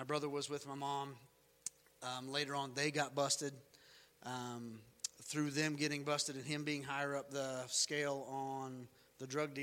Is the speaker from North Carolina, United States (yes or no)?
yes; North Carolina, United States; We lived in North Carolina